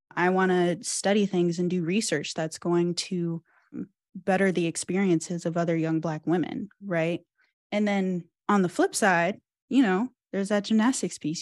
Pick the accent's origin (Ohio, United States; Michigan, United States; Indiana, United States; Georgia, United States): Ohio, United States; Cincinnati; moved away; I'm from Cincinnati